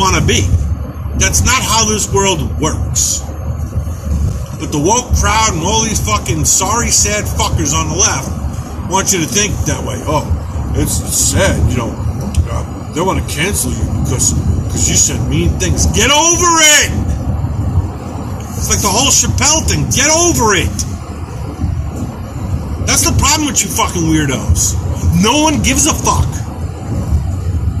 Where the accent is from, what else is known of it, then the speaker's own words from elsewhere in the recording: New York, United States; I grew up in New York